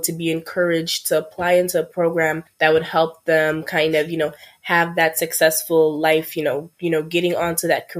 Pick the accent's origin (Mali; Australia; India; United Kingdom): Mali; now in New York, United States; I'm originally from Mali, which is in West Africa